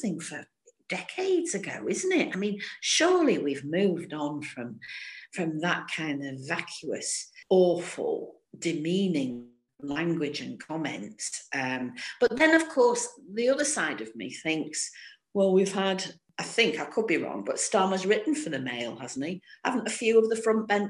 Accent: Stockport, North West England, United Kingdom; I'm from Stockport as well

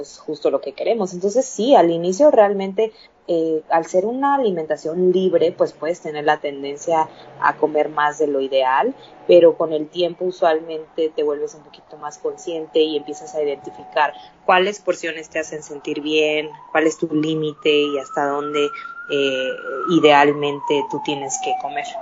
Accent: Chiapas, Mexico; also born or lived in Canada; now in Mexico City, Mexico; Soy mexicana, vivo en Ciudad de México, pero soy de, de, Chiapas

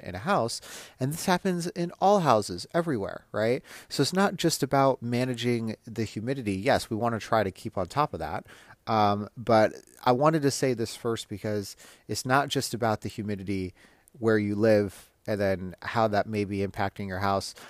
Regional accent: Las Vegas, Nevada, United States; moved away; I'm from Las Vegas

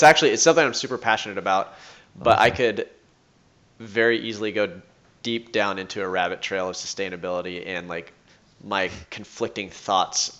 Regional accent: Long Beach, California, United States; moved away as an adult; also born or lived in Arizona; now in Springfield, United States; Originally from Long Beach.

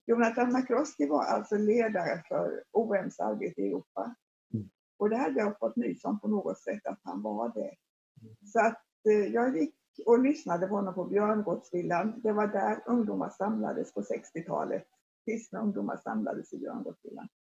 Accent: Forserum, Jönköping County, Sweden; jag växte upp i Forsum som ligger strax utanför, utanför Jönköping

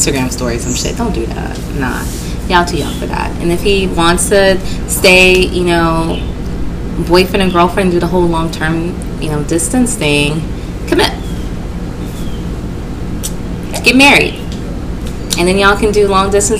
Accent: the South, United States; we are from the South

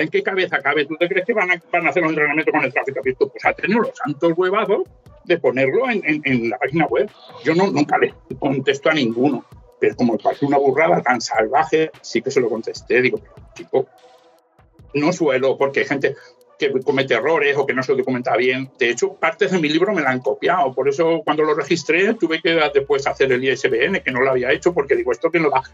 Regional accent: Ayora, Valencian Community, Spain; yo soy de Ayora, del interior de Valencia, y en un pueblo de 5.200 habitantes

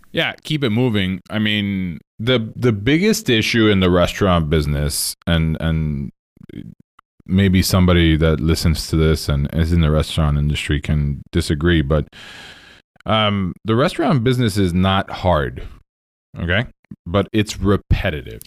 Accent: Puerto Rico; moved away; I am from Puerto Rico, born and raised there.

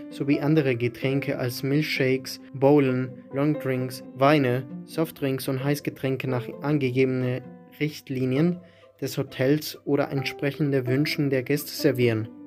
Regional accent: Lüneburg, Lower Saxony, Germany; also born or lived in Wolfsburg; now in Hamburg, Germany; Ich bin Einzelkind, der in Wolfsburg geboren ist, aber in Lüneburg aufgewachsen. Meine Eltern wohnen noch in Lüneburg, mit der Idee nach Wolfsburg zurückzugehen.

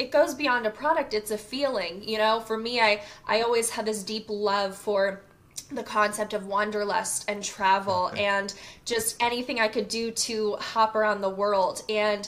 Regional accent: Charleston, South Carolina, United States; born or raised there; moved away as an adult; now in Atlanta, United States

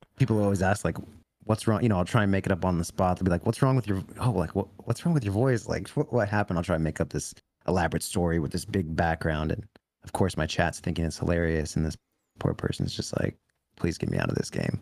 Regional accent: California, United States; growing up in California

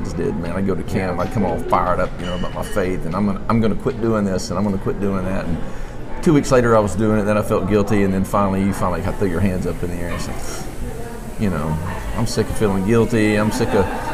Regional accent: Montgomery, Alabama, United States; born or raised there; also born or lived in West Palm Beach, Florida / Nashville

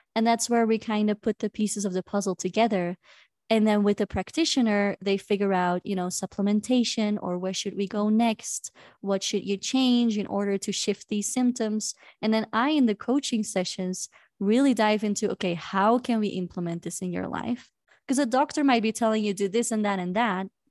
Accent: Belgium; moved away as an adult; now in Cusco, Peru; I am from Belgium

